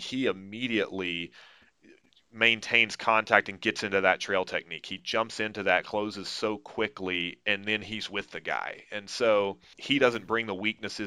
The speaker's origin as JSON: {"language": "English", "region": "Texas", "country": "United States", "moved": "yes", "said": "I'm originally from Texas"}